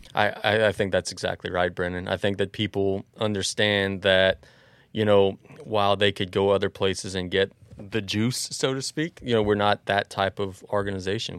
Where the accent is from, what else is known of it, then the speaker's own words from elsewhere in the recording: Galliano, Louisiana, United States; also born or lived in Cut Off, Louisiana; we lived in East 115th Street in Galliano, which is exactly across from Galliano Elementary School